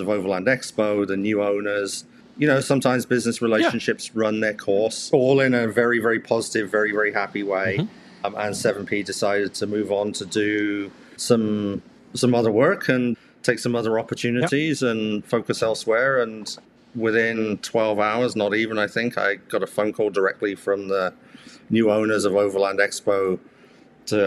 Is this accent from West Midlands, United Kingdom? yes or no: yes; Alderminster, West Midlands, United Kingdom; now in Canada; I remember we lived in a place called Alderminster, so south of Stratford-upon-Avon